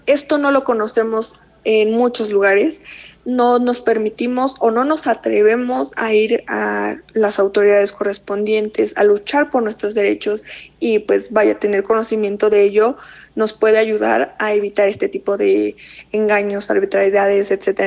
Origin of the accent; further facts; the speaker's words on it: Mexico; como sociedad mexicana